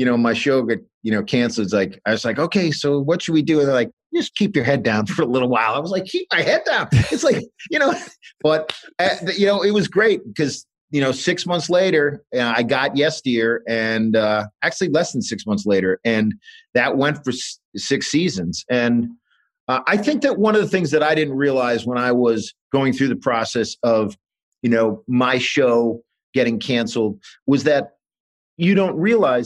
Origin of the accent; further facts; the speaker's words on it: New Hampshire, United States; moved away as an adult; I'm from New Hampshire